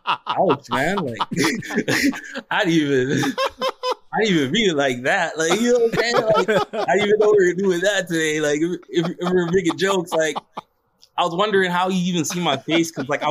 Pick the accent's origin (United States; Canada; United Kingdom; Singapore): Canada; Toronto, Ontario; RJ Barrett's from the city. I'm from Toronto.